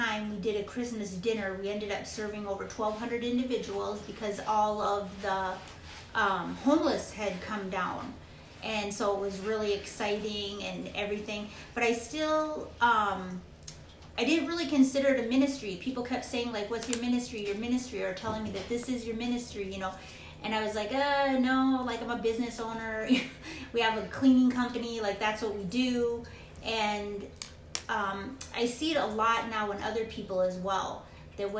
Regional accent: Minnesota, United States; also born or lived in Arizona; now in Phoenix, United States; originally my brother, we're from Minnesota. We moved to Arizona

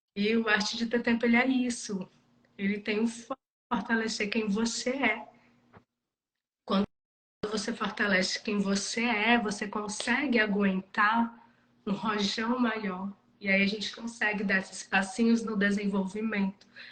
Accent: Cruz, Ceará, Brazil; moved away as an adult; eu estou morando em Cruz, que é a minha cidade natal

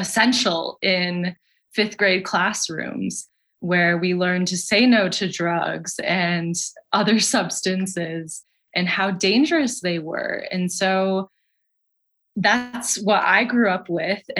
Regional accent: Michigan, United States; now in Colorado, United States; I'm from Michigan originally

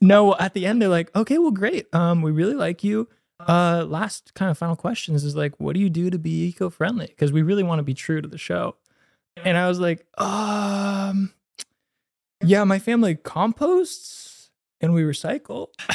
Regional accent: San Mateo, California, United States; I'm from, uh, Bay Area, San Mateo.

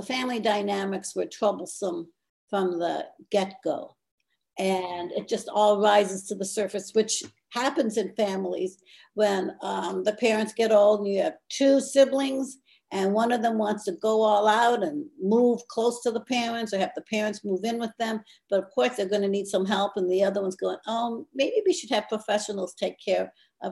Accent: Akron, Ohio, United States; I grew up, born and raised in Akron, Ohio

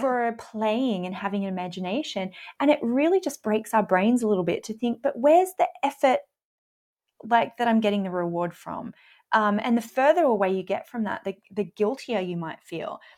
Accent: Australia; I'm Australian

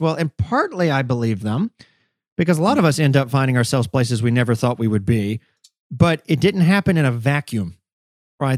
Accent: the South, United States; I grew up in the South

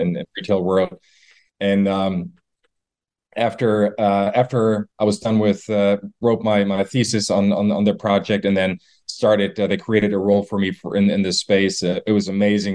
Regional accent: Germany; moved away; I'm from Germany originally.

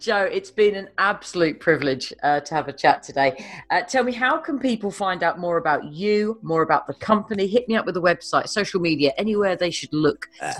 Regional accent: United Kingdom; I'm a Brit.

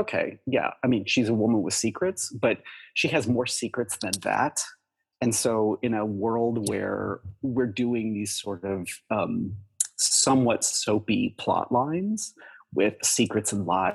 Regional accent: Kentucky, United States; moved away as an adult; also born or lived in Chicago; I'm from Kentucky, and, you know, I was living in Chicago

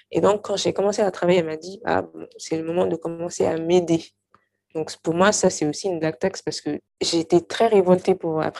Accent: Mali; now in France; moi, de toute façon, j'ai quitté le Mali depuis longtemps, ça fait 11 ans, bientôt plus de, plus de 11 ans. Et donc, quand j'y étais, j'étais assez jeune

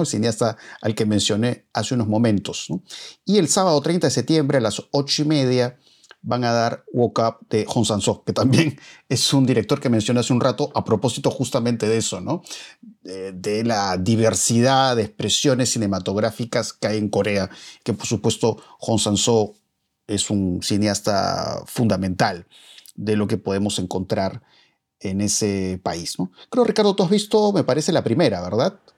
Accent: Peru; quienes somos peruanos

